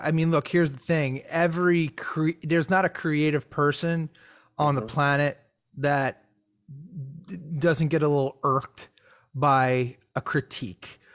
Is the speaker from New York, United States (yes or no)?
yes; New York, United States; Growing up in New York